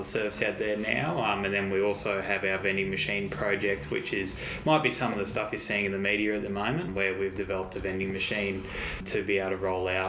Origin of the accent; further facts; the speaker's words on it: Brisbane, Queensland, Australia; we grew up in the Brisbane community